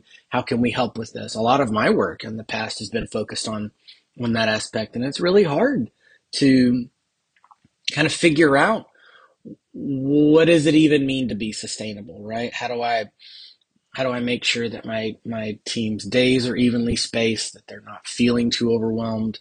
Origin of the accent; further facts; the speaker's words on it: Texas, United States; I am the Texan